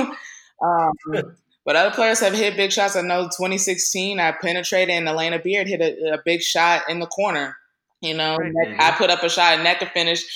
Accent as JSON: {"language": "English", "region": "Northern California", "country": "United States", "tie": "born or raised there", "said": "I grew up in Northern California"}